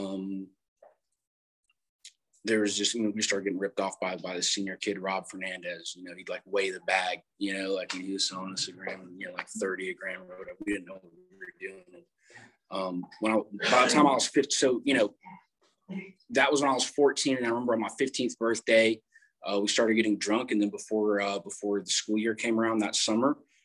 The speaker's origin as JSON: {"language": "English", "region": "South Carolina", "country": "United States", "moved": "yes", "lives_now": "San Clemente, United States", "said": "I'm originally from South Carolina. I was born in North Carolina, adopted when I was 3"}